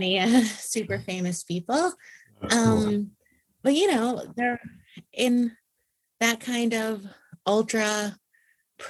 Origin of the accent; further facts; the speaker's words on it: New York City, New York, United States; I grew up on the Upper East Side of Manhattan